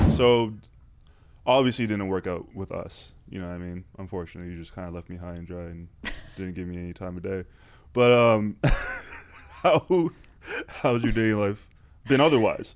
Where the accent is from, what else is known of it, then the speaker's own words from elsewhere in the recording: Canada; I'm Canadian